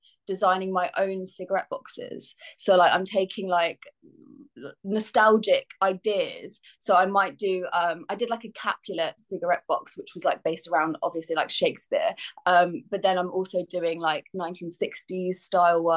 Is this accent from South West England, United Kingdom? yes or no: no; Bedfordshire, East of England, United Kingdom; moved away as an adult; also born or lived in London; I grew up in Bedfordshire